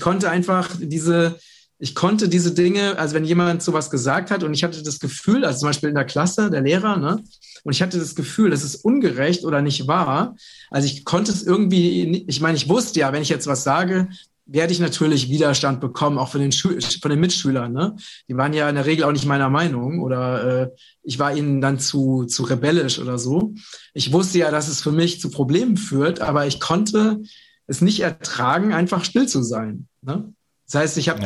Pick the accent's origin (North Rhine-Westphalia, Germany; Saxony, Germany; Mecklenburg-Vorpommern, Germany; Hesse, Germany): Hesse, Germany; Vogelsberg; im ganzen Vogelsberg, wo ich herkomme